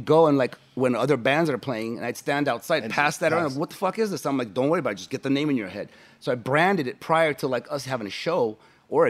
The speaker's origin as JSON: {"language": "English", "town": "Los Angeles", "region": "California", "country": "United States", "tie": "born or raised there", "said": "that's my hometown city"}